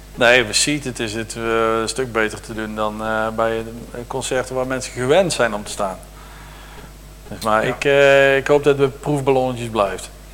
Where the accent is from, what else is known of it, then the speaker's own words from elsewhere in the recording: Deurne, North Brabant, Netherlands; moved away; ik kom eigenlijk uit Deurne, dus het eh, is daar eh, net aan de andere kant van de grens met Limburg.